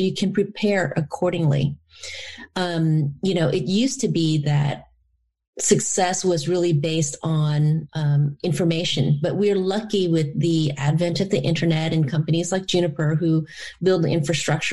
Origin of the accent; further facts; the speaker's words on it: Louisiana, United States; also born or lived in Da Nang, Vietnam; My experience growing up in the Deep South in Louisiana as a result of being a refugee and then an immigrant